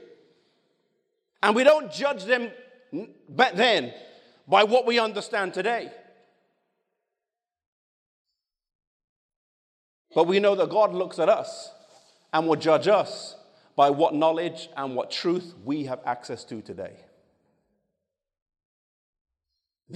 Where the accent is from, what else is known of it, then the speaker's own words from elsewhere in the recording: England, United Kingdom; moved away as an adult; now in United States; I was born and raised in England